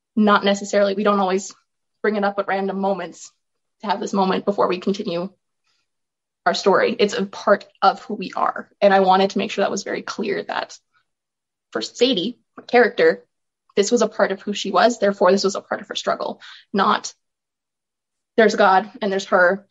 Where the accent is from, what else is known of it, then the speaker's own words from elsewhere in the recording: Olds, Alberta, Canada; I am from Olds, Alberta, where I grew up on a farm with cows, sheep.